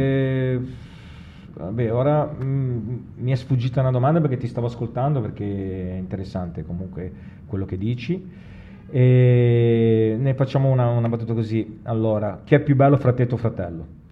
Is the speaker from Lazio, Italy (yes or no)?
no; Genoa, Liguria, Italy; noi buon genovesi, giustamente, siamo dei risparmiatori